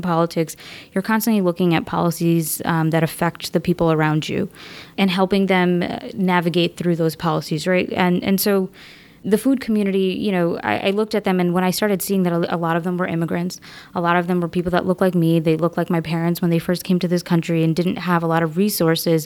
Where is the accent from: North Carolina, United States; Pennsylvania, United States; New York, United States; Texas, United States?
New York, United States; New York City; I'm a native New Yorker, born and brought up in Queens